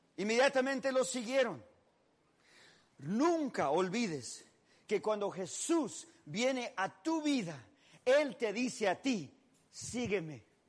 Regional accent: Mexico; soy mexicano

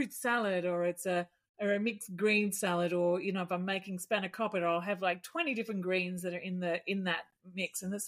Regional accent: Melbourne, Victoria, Australia; moved away; I was born in Mitcham in near Ringwood in Melbourne.

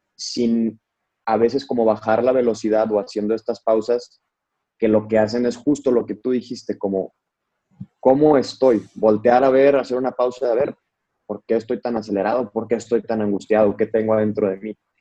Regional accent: Monterrey, Nuevo León, Mexico; also born or lived in Mexico City; yo soy de Monterrey.

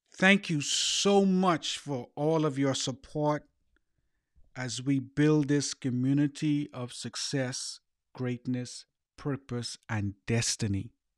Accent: Bahamas; growing up in the Bahamas

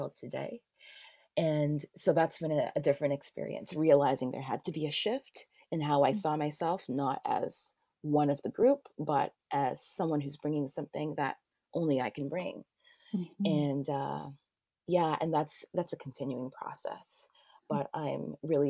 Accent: Toronto, Ontario, Canada; I grew up in Scarborough

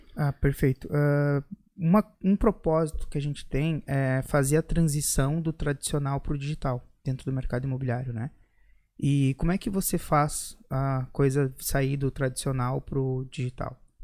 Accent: Erechim, Rio Grande do Sul, Brazil; also born or lived in Porto Alegre; Eu sou do interior de Erechim, morei muitos anos, quase treze

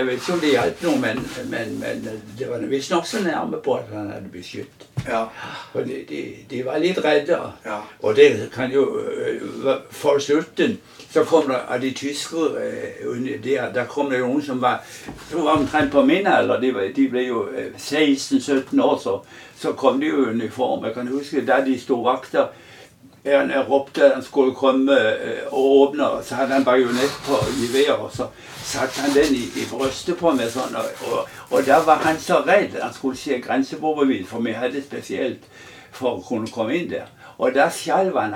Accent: Mandal, Agder, Norway; also born or lived in Kleven; Jeg er jo egentlig oppvokst på Gismerøy

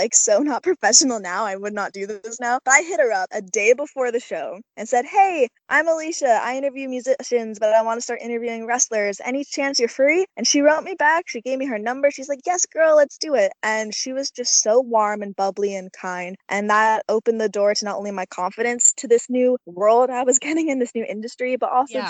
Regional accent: Canada; I'm a Canadian gal

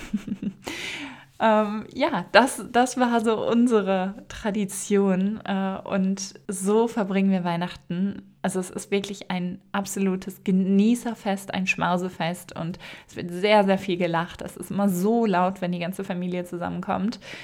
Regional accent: Münsterland, Ruhr area, North Rhine-Westphalia, Germany; moved away; Ich komme ja aus der Ecke Münsterland, Ruhrgebiet

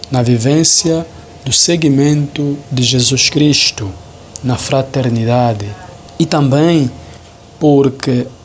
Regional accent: Lobito, Benguela, Angola; moved away as an adult; now in Petrópolis, Brazil; sou angolano, natural do município de Lubito, província de Benguela. Sou estudante do segundo ano de teologia e tenho 31 anos de idade.

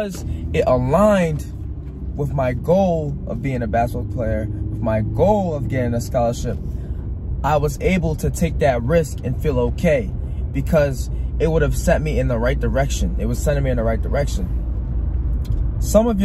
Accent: Rhode Island, United States; I'm from Rhode Island

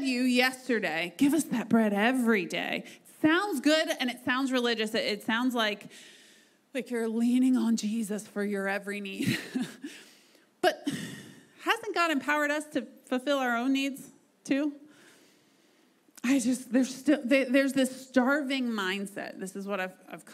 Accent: United States; We are so privileged as Americans, like as American Christians

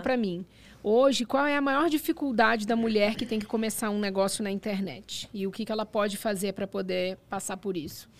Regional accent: Brazil; now in Dubai, United Arab Emirates; eu sou brasileira

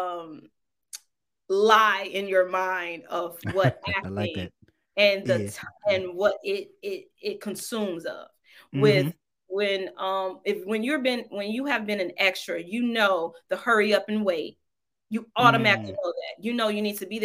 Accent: Detroit, Michigan, United States; moved away as an adult; now in Los Angeles, United States; And I was like, Detroit.

